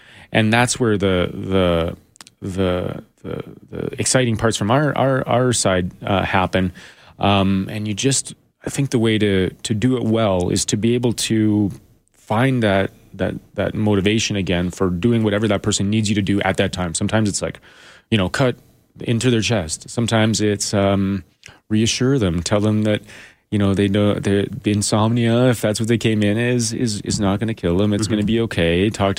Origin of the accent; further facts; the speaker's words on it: Edmonton, Alberta, Canada; You know, I grew up in around Edmonton, you know, in northern Alberta. My family lived in the country.